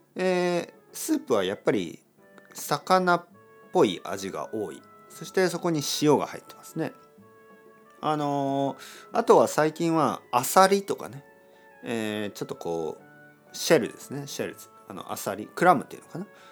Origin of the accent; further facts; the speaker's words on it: Kyushu, Japan; 僕の出 身九州